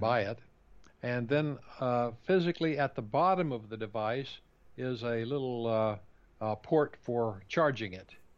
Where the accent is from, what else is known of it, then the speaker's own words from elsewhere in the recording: Kansas, United States; also born or lived in Southeast United States; now in Southeast, United States; growing up in Kansas far, farm country